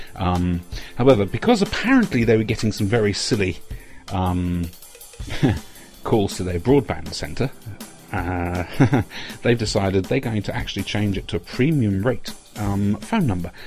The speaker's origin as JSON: {"language": "English", "country": "Jersey", "moved": "yes", "lives_now": "England", "said": "I come from Jersey."}